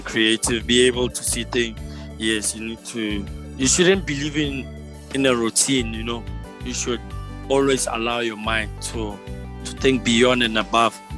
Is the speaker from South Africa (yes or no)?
yes; Johannesburg, Gauteng, South Africa; my hometown, here in Joburg, by Cosmo City